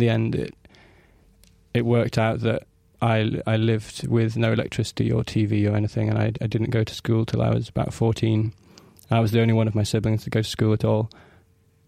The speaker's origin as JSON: {"language": "English", "area": "Orkney Islands", "region": "Scotland", "country": "United Kingdom", "tie": "born or raised there", "said": "I come from the Orkney Islands in the far north of Scotland"}